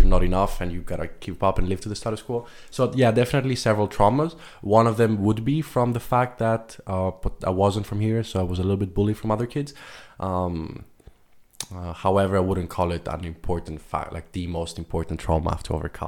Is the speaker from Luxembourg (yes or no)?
yes; Luxembourg; So I'm 23 years old. I'm from Greece and Luxembourg. I was born and raised in Luxembourg, but originally my parents moved here 28 years ago. They found work from Greece.